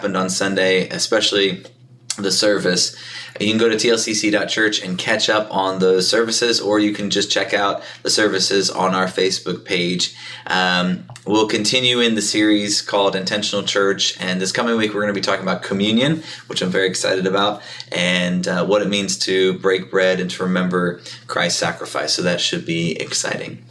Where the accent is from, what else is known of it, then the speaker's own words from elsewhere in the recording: Eastern, East Coast, United States; accent: Eastern; my Eastern accent was coming out a little more